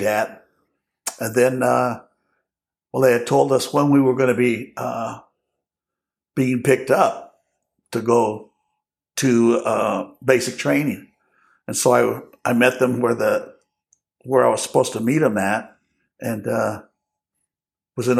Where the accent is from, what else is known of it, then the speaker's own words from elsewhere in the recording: Long Beach, California, United States; also born or lived in Los Angeles, California; Born in Los Angeles, but raised in Long Beach